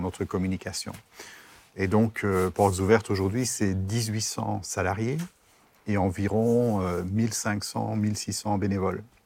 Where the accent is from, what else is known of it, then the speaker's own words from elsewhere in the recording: Brussels, Brussels-Capital Region, Belgium; moved away as an adult; now in Strasbourg, France; je viens de Bruxelles